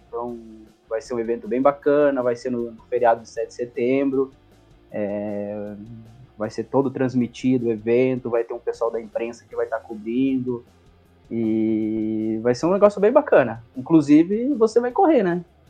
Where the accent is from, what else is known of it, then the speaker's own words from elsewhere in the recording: Coronel Vivida, Paraná, Brazil; moved away; minha cidade natal lá no Paraná se chama Coronel Vivida